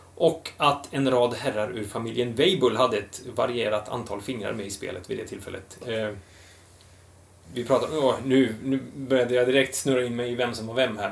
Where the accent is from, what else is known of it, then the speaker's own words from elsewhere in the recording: Västergötland, Västra Götaland, Sweden; som den västgöte jag är